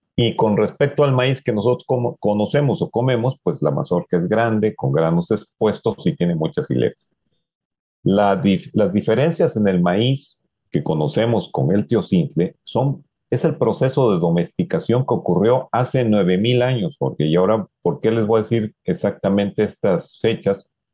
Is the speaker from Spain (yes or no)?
no; Mexico; uno de los símbolos que nos identifican como mexicanos